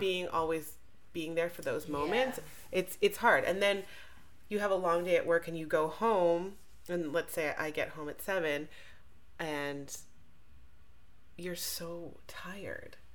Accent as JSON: {"language": "English", "country": "Jamaica", "said": "I'm Jamaican"}